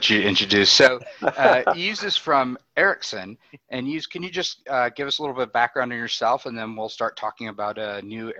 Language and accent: English; Ohio, United States; accent: Ohio; I grew up in Ohio, and I think that's part of the problem is my Ohio accent doesn't know that there's anything outside of the Midwest.